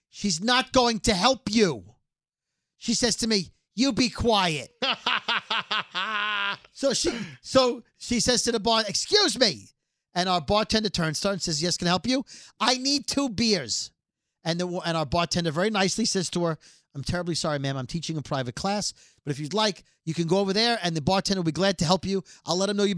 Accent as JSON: {"language": "English", "town": "New York City", "region": "New York", "country": "United States", "said": "we'll be in Queens, but we're from Brooklyn"}